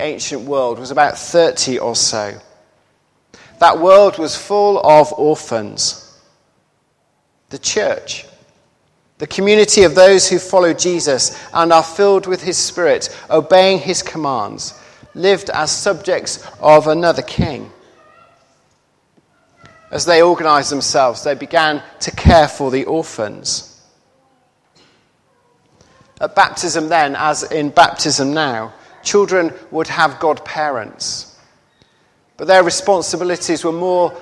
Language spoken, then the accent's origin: English; Hull, Yorkshire and the Humber, United Kingdom; my hometown at Hull